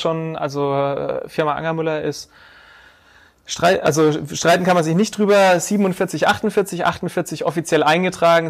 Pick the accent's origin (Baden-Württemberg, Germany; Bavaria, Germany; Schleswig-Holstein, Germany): Bavaria, Germany; Bad Neustadt an der Saale; also born or lived in Hesse; ich komme aus Bad Neustadt an der Saale, bin hier auch geboren, bin hier zur Schule gegangen bis zur achten Klasse